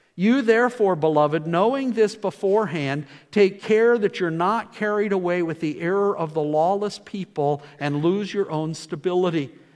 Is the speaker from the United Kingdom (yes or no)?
yes; Scotland, United Kingdom; Being Scottish